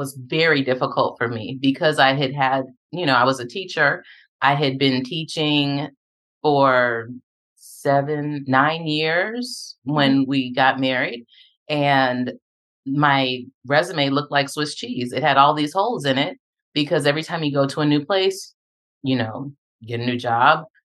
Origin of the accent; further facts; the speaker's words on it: Japan; born there; also born or lived in Texas, United States / South Carolina, United States; And so I was born in Japan. We went to Texas, and from Texas, we went to South Carolina and waited for my dad to finish doing what he was doing.